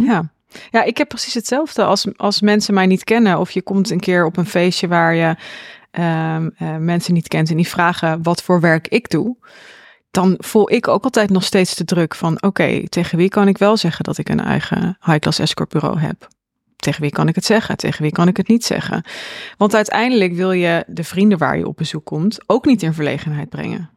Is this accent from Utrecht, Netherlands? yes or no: no; Zwolle, Overijssel, Netherlands; ik woon dan in Zwolle mhm. en ik ben opgegroeid in Zwolle.